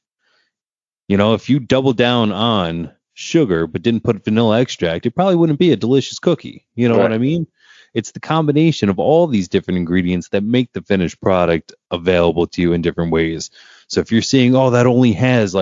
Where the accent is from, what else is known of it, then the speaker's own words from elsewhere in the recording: Pennsylvania, United States; I am a dispensary associate right in my hometown of Pennsylvania